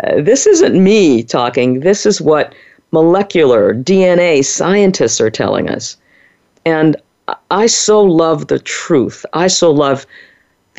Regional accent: New Orleans, Louisiana, United States; growing up in the 1950s and 60s in New Orleans, Louisiana, my hometown

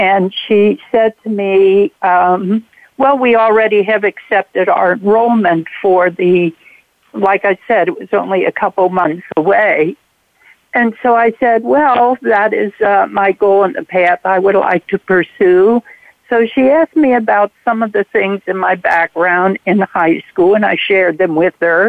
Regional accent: Cincinnati, Ohio, United States; now in Durham, United States; I'm currently in Durham, North Carolina, but I grew up in Cincinnati, Ohio.

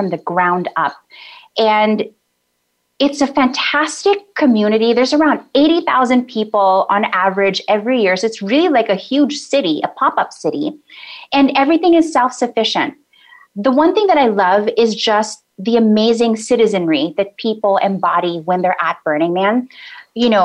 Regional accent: Philippines; now in United States; being Filipino

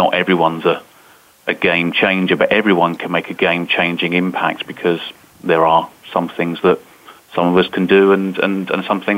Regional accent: United Kingdom; I'm British

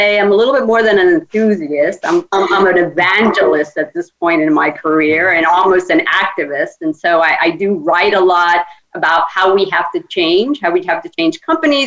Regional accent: Cuba; now in United States; I'm Hispanic. I was born in Cuba and came to the United States.

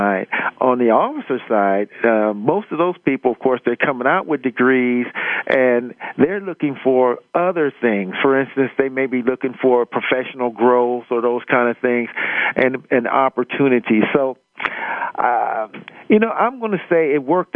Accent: Akron, Ohio, United States; moved away as an adult; I grew up in Akron, Ohio

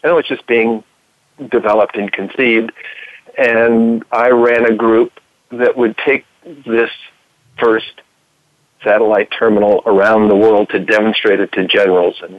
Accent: Southern California, United States; moved away as an adult; also born or lived in Oregon; I was raised in Southern California, mostly on the beaches on the weekends

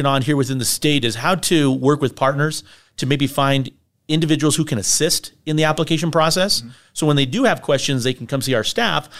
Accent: Capulin, Colorado, United States; Well, I'm from the San Luis Valley, a little community called Copulin, Colorado, which is located in Canales County.

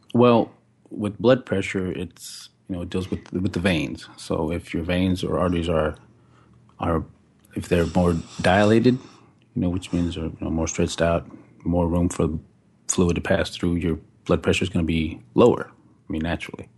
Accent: Fort Worth, Texas, United States; also born or lived in Decatur, Texas / Tempe, Arizona; I'm from Fort Worth, Texas. Uh, grew up in Decatur for, like, the first four years, then we moved to Fort Worth and been there ever since

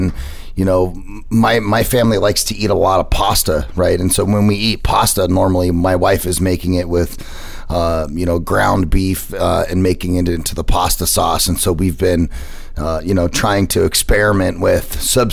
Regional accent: United States; as American as I am

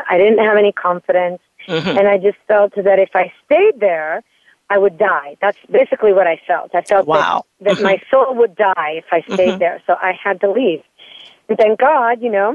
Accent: Florence, Tuscany, Italy; moved away as an adult; I was born and raised in Florence, Italy. So I spent the first 20 years of my life in Italy

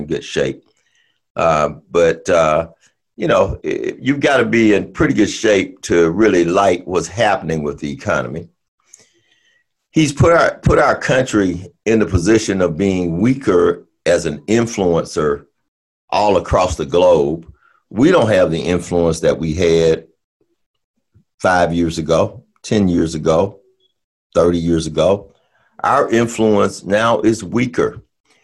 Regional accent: United States; I'm an American

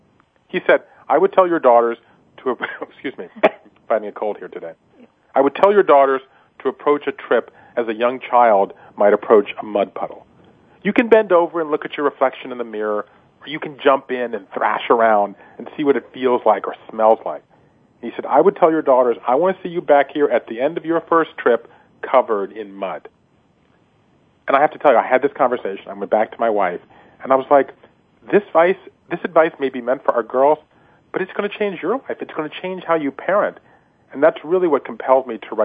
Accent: Georgia, United States; moved away; my hometown in Georgia

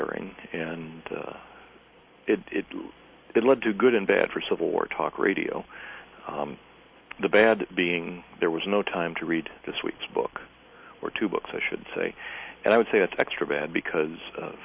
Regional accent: Greenville, North Carolina, United States; Greenville, North Carolina, my hometown

